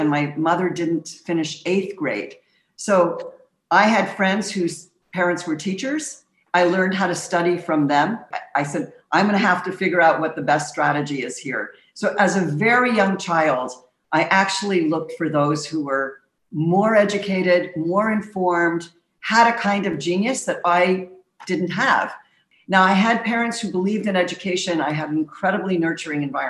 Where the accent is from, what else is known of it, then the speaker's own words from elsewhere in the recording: Montreal, Quebec, Canada; I grew up in the streets of Montreal